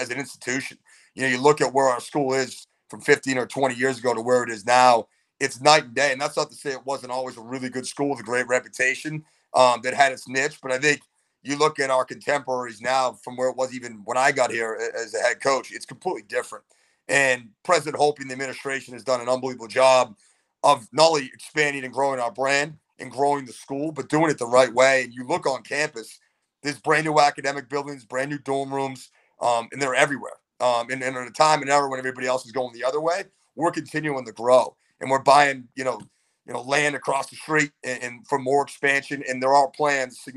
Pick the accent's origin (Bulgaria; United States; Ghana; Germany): United States; Chelmsford, Massachusetts; growing up in Chelmsford.